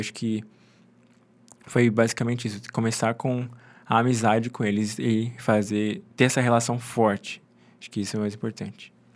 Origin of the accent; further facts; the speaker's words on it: Mato Grosso do Sul, Brazil; moved away as an adult; also born or lived in Engenheiro Coelho; Eu sou do Mato Grosso do Sul